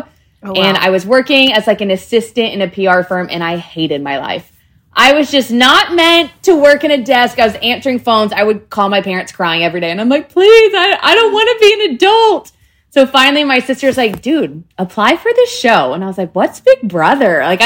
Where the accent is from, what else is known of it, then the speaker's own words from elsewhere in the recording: Texas, United States; I was from Texas